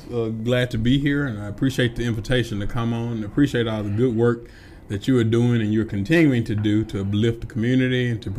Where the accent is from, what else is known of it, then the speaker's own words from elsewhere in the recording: Itta Bena, Mississippi, United States; moved away; I grew up in Itabena, Mississippi. Mm-hmm. It's a small town, about 2,000 people. I was raised in a single-parent home. … raised me. I was educated in the public school system there.